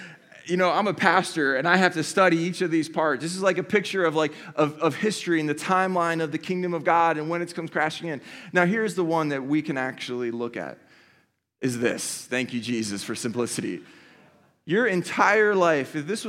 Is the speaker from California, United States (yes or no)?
no; Philadelphia, Pennsylvania, United States; now in Columbus, United States; I'm from Philadelphia, as a lot of you guys know, and I came to Columbus like 19 years ago, and I went to school here